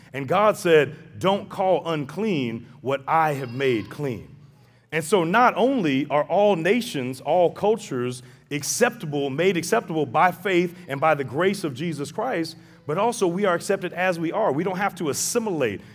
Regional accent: St. Louis, Missouri, United States; I grew up in Saint Louis, very racially divided city

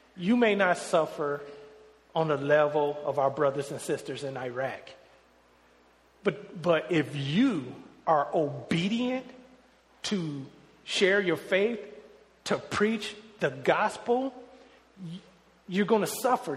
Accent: Detroit, Michigan, United States; moved away as an adult; me growing up in Detroit where I am in the majority

